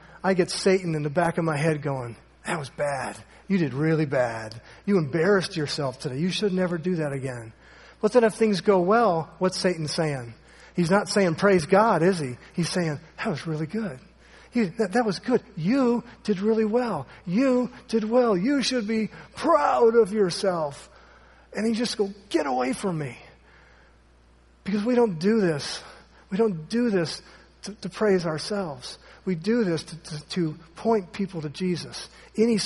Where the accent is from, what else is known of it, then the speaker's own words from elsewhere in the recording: Ohio, United States; moved away; Jeff back there, he and I went to a great church growing up in Ohio.